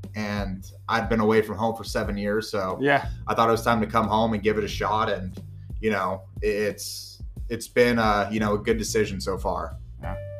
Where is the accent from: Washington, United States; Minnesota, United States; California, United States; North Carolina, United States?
California, United States; San Jose; born and raised in San Jose